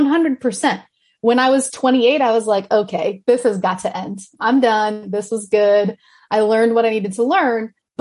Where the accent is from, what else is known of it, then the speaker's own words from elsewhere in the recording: Kansas City, Kansas, United States; moved away; I am from Johnson County, Kansas City.